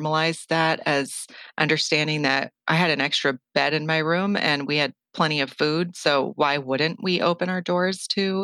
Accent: Flagstaff, Arizona, United States; now in Los Angeles, United States; I'm from Northern Arizona, Flagstaff to be specific, and I grew up with one sister and two parents

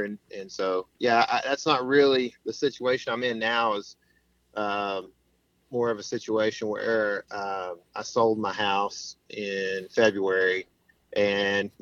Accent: East Texas, United States; I grew up in a small town here in East Texas

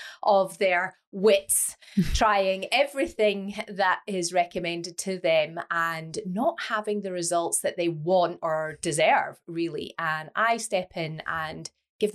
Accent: Scotland, United Kingdom; now in Leeds, United Kingdom; I am Scottish. And I live in the north of England in Leeds.

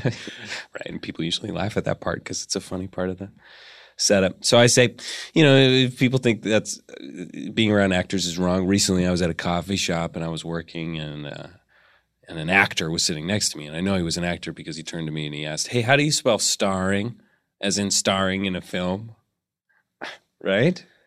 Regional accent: Seattle, Washington, United States; I'm from Seattle, Washington originally. I grew up in Seattle.

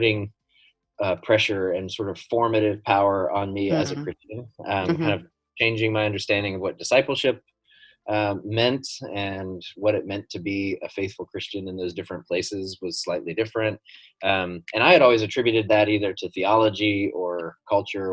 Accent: Bentonville, Arkansas, United States; moved away as an adult; now in Manhattan, United States; my hometown of Bentonville, Arkansas

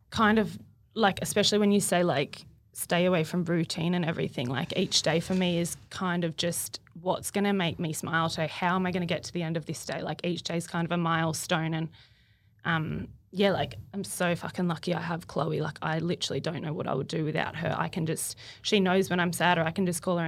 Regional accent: Sydney, New South Wales, Australia; moved away as an adult; now in Gold Coast, Australia; I was born and bred on Sydney's Northern Beaches

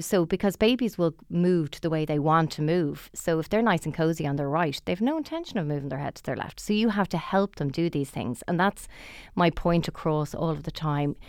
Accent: Dublin, Leinster, Ireland; we're both from Dublin

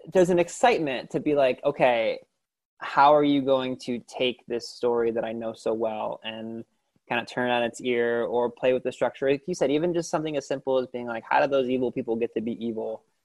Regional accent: Lorain, Ohio, United States; I grew up in Toni Morrison's hometown of Lorain, Ohio

